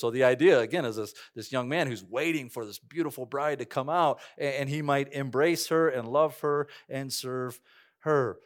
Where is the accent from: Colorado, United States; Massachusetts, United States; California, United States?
Colorado, United States; Cañon City; moved away; I grew up right next to the Royal Gorge, worked there all these years.